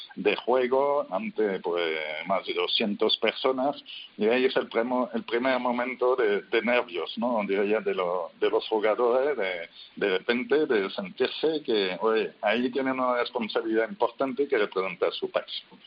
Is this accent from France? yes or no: yes; France; Spanish is a second language; now in Spain; yo soy francés pero eh, vivo en España desde hace tiempo